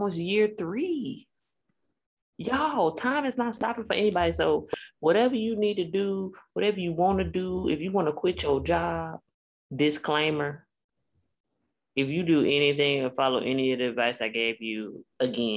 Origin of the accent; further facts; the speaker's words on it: Chicago, Illinois, United States; now in Alabama, United States; I've been in Alabama for 11 years now. And if you ask me, I'm from Chicago, and that's forever.